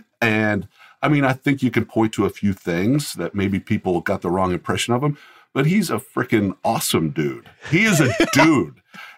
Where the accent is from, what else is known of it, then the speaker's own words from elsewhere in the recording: Colorado, United States; And when I was young, we moved to Colorado. So I grew up in Colorado, but that's where my parents both were from, that area.